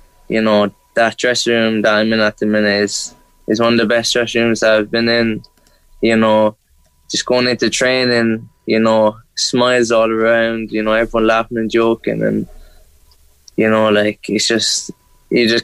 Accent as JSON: {"language": "English", "country": "Ireland", "moved": "yes", "lives_now": "Scotland", "said": "being an Irish kid"}